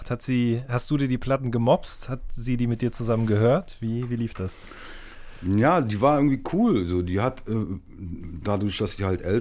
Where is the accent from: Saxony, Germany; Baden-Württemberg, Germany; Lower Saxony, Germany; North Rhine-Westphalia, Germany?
North Rhine-Westphalia, Germany; Cologne; Ich bin ja gebürtiger Kölner.